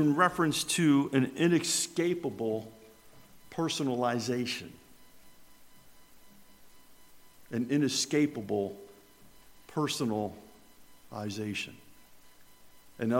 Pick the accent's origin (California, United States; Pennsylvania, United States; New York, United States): New York, United States; Richfield Springs; now in Herndon, United States; growing up in Richfield Springs, New York